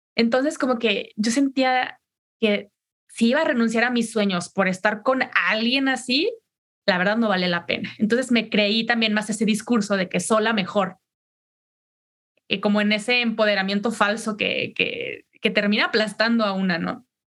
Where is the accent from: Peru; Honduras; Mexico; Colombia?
Mexico; yo soy mexicana